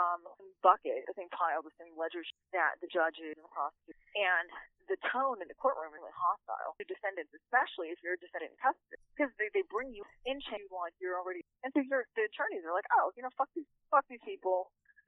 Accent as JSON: {"language": "English", "area": "Orange County", "region": "California", "country": "United States", "tie": "born or raised there", "said": "I'm from Orange County"}